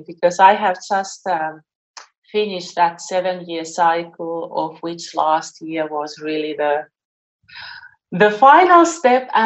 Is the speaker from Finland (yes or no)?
yes; Finland; moved away; also born or lived in Melbourne, Australia; Finland, which is my home country. And I haven't lived there for almost 20 years.